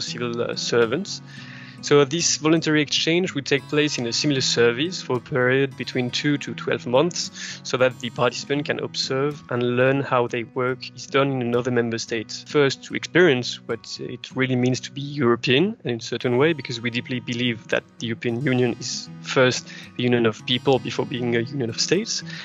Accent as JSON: {"language": "English", "country": "France", "accent": "French", "second_language": "English", "said": "I'm French, uh, as you can probably hear by my accent."}